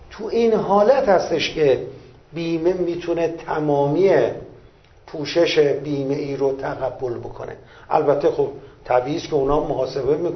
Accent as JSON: {"language": "Persian", "country": "Iran", "said": "من سهم خودم به عنوان یک ایرانی"}